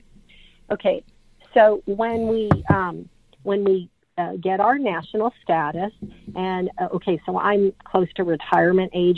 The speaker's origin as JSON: {"language": "English", "region": "Texas", "country": "United States", "said": "I'm a Texan"}